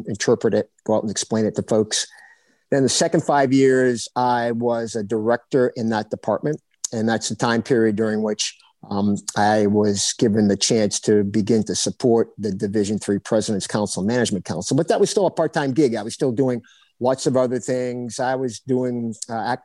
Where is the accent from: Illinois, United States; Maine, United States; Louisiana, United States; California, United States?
Maine, United States; Biddeford; moved away as an adult; also born or lived in Notre Dame, Indiana / Lawrence, Kansas; growing up in Biddeford, Maine